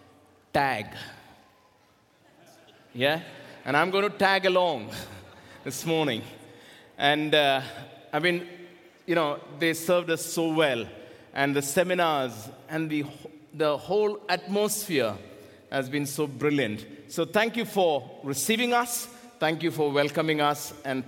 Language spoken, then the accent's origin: English; India; I am from India